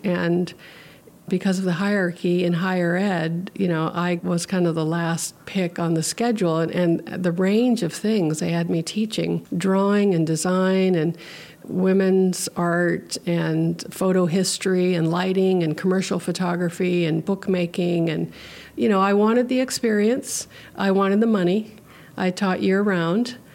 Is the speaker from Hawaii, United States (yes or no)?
yes; Hawaii, United States; now in Petersburg, United States; I grew up in Hawaii where pidgin English is spoken